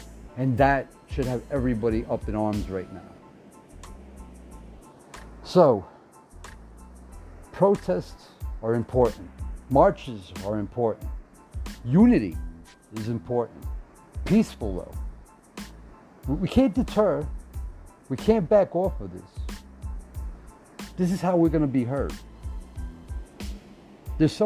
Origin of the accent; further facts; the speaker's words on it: United States; we're American